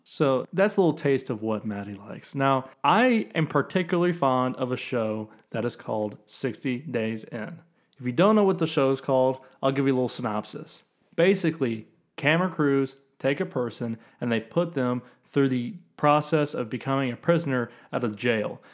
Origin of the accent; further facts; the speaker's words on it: the South, United States; I grew up in the South.